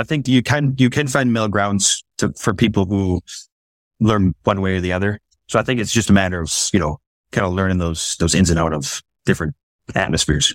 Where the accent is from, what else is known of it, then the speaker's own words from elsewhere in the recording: Schofield, Wisconsin, United States; I grew up in Western Wisconsin, um, kind of the smack middle of the state of Wisconsin